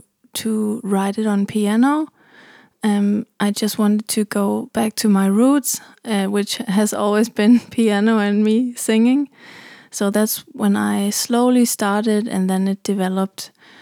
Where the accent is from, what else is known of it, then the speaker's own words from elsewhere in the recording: Germany; now in Copenhagen, Denmark; I'm from Germany, but I live in Copenhagen.